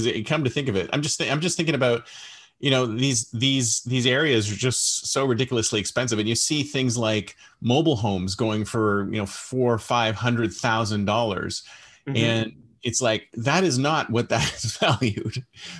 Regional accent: Toronto, Ontario, Canada; Why I'm from Toronto. I totally feel you, because I used to live in Toronto.

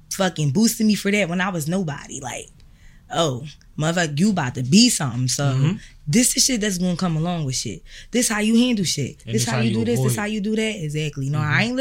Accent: Philadelphia, Pennsylvania, United States; moved away as an adult; now in Atlanta, United States; I'm from Brickyard. I grew up in like Brickyard, Nice Town, Erie Avenue

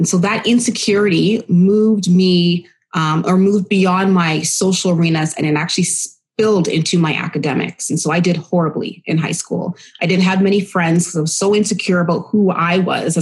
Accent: Oshawa, Ontario, Canada; also born or lived in Winnipeg, Manitoba / Bowmanville, Ontario / Pickering, Ontario; now in Ajax, Canada; When we moved to Ontario, I was raised actually in Curtis, Oshawa, and even Bowmanville

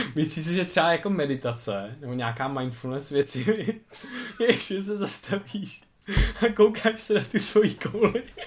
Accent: Czechia; jsem se narodil tady v Česku

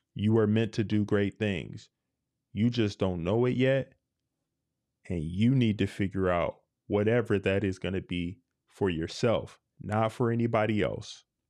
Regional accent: United States; I love being an American

